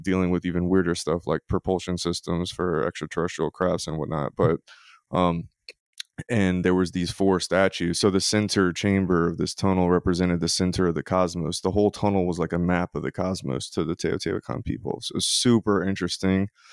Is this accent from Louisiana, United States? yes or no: yes; Louisiana, United States; moved away as an adult; now in Mississippi, United States; I am from Louisiana, in the swamps of Louisiana